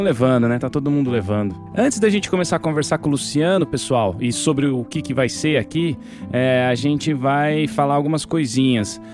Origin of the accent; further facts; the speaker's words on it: Minas Gerais, Brazil; now in São Paulo, Brazil; A gente foi criado em Minas, eu e o Daniel